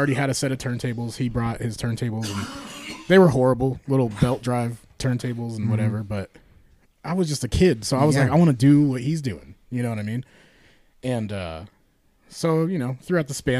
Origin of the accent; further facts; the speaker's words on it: Carson City, Nevada, United States; I grew up in Carson.